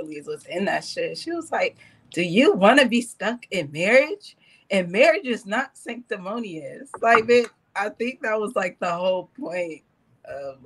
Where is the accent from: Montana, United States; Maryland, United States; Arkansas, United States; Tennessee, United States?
Arkansas, United States; Pine Bluff; I'm from Pine Bluff, Arkansas